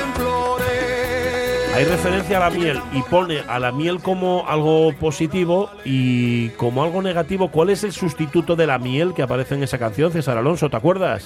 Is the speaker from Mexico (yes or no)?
no; Gijón, Asturias, Spain; los que somos de barrio de Gijón en Oviedo